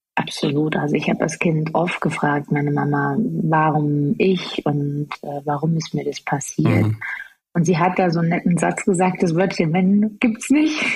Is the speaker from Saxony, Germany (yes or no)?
yes; Chemnitz, Saxony, Germany; ich bin äh, in Chemnitz geboren